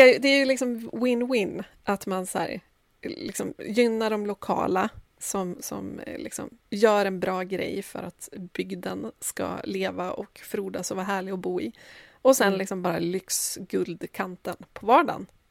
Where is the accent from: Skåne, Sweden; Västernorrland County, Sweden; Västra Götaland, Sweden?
Västernorrland County, Sweden; Sundsvall; now in Stockholm, Sweden; jag är ju född i Sundsvall